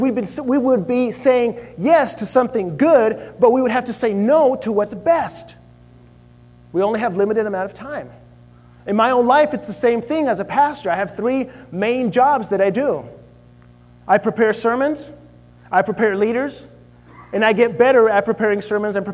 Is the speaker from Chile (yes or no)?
yes; Chile; moved away; I grew up in Chile